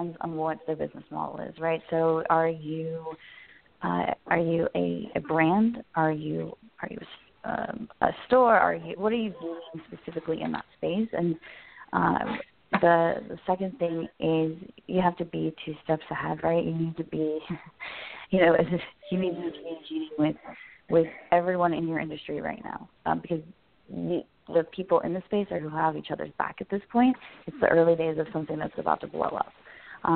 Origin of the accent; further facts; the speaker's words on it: Las Vegas, Nevada, United States; moved away; I'm from Las Vegas